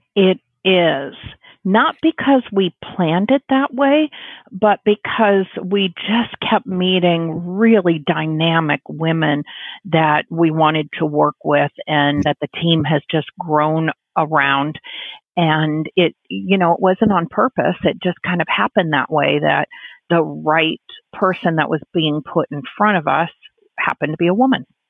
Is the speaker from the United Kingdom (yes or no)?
no; Illinois, United States; now in San Diego, United States; growing up in Illinois, you're growing up in a very union type of organization